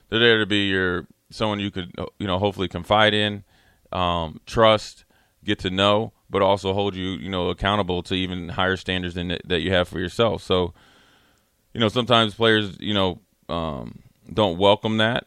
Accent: Minneapolis, Minnesota, United States; I'm from Minneapolis

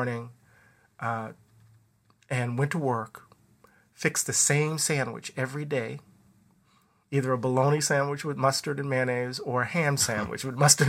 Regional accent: the South, United States; moved away; I was raised a working class black man in the South

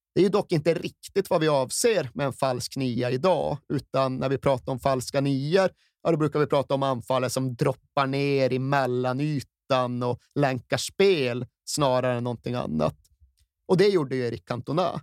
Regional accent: Malmberget, Norrbotten County, Sweden; jag satt hemma i Malmberget

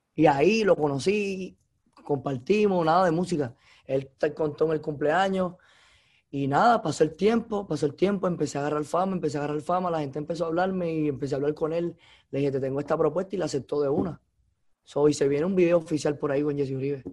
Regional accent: Cuba; moved away as an adult; also born or lived in Los Angeles, United States; now in Miami, United States; yo nací en Cuba, yo, yo, yo crecí escuchando música latina

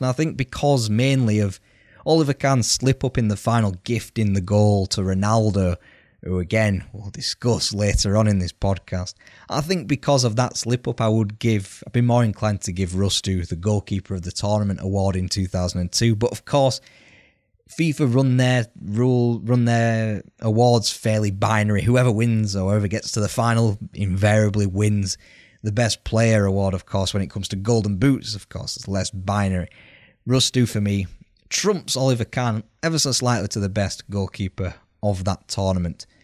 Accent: United Kingdom

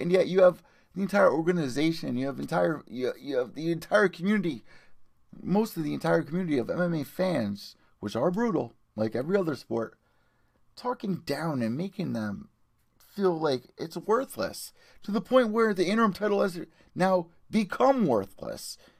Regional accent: Connecticut, United States; I'm from Connecticut. I'm Italian.

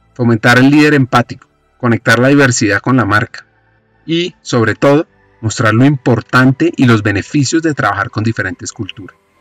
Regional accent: Colombia; en qué somos buenos los colombianos

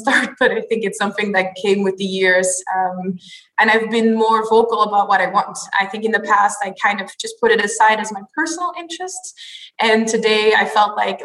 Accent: Antwerp, Flanders, Belgium; moved away as an adult; also born or lived in Ghent, Belgium; now in Amsterdam, Netherlands; No, I was actually born and raised in Belgium, so a country just next door. Born in Antwerp

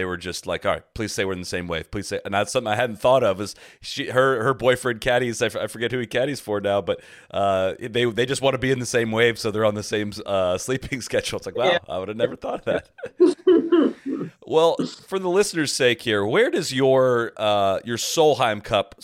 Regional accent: Dublin, Ohio, United States; I grew up in Dublin, Ohio

